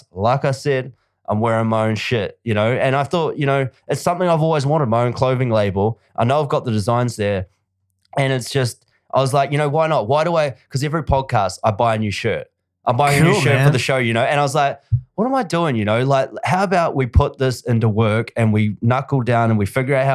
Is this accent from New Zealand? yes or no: yes; New Zealand; now in Australia; I'm from New Zealand. I still call New Zealand home, even though I own a home here.